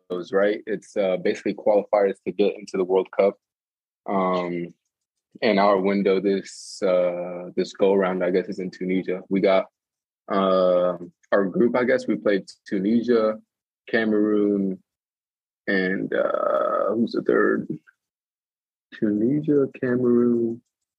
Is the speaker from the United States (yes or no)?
yes; Tucson, Arizona, United States; moved away as an adult; also born or lived in Nebraska / San Diego; now in Alexandria, Egypt; all my buddies that I grew up with in Tucson